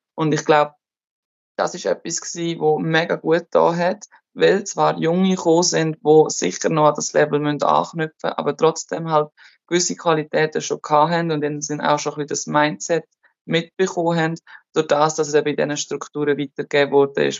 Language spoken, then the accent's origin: German; Switzerland; moved away as an adult; also born or lived in Germany / France; now in Turkey; als Schweizerin